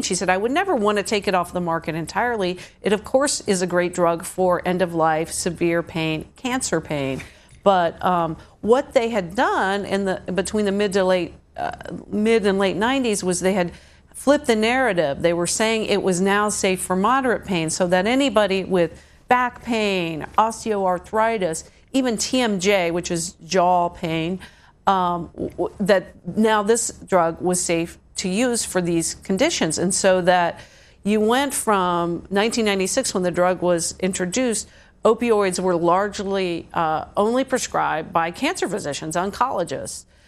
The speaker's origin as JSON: {"language": "English", "region": "Ohio", "country": "United States", "tie": "born or raised there", "moved": "yes", "said": "the little towns I grew up in in Ohio, which were just farming towns"}